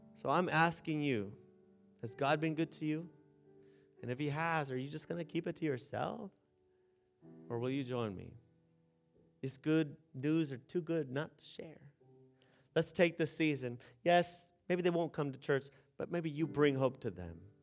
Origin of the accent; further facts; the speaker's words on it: San Diego, California, United States; moved away as an adult; also born or lived in the desert; I'm from San Diego.